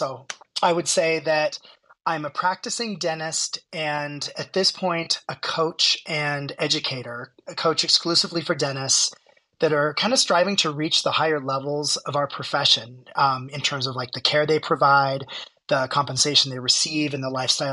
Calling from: Aspen, Colorado, United States; So right now I am in Aspen, Colorado. I practice in Denver

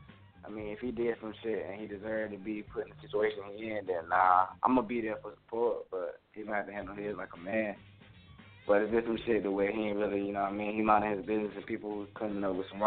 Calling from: Raleigh, North Carolina, United States; I'm calling from Raleigh, North Carolina.

